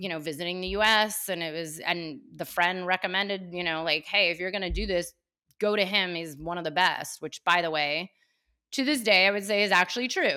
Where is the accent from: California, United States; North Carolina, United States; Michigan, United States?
California, United States; Cupertino; Born and raised in Cupertino before it became known as Cupertino